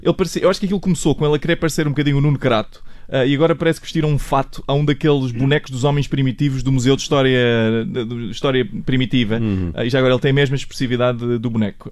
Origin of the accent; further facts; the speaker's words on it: Portimão, Algarve, Portugal; moved away; eu cresci em Portimão